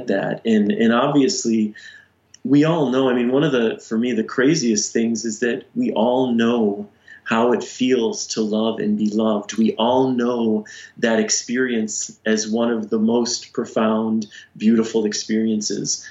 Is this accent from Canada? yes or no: no; Detroit, Michigan, United States; I grew up in the Detroit area, and in high school there was this radio show